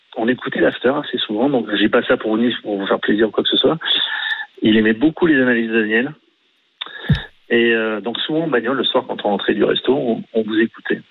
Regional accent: Marseille, Provence-Alpes-Côte d'Azur, France; je suis de Marseille

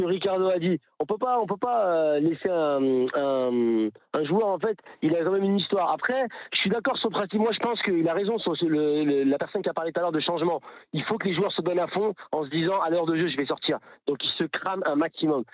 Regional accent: Lyon, Auvergne-Rhône-Alpes, France; je suis de Lyon, je suis de Lyon

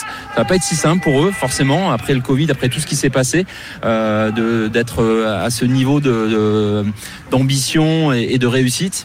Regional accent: France; je suis français

